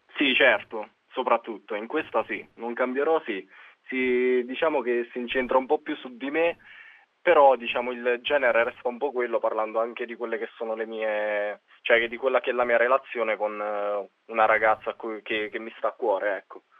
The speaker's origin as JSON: {"language": "Italian", "town": "Guardia Alfiera", "region": "Molise", "country": "Italy", "said": "Io sono di Guardia Alfiera e sto a 40 km da Campobasso"}